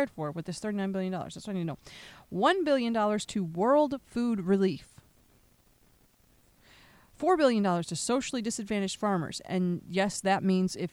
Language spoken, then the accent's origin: English; Pennsylvania, United States; my home state of Pennsylvania